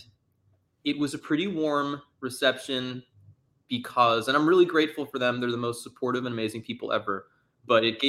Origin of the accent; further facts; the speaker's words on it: Pittsburgh, Pennsylvania, United States; moved away as an adult; now in New York, United States; I'm from Pittsburgh originally